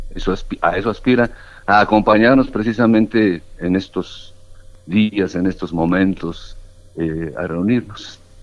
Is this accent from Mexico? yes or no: yes; Mexico City, Mexico; Yo nací en la Ciudad de México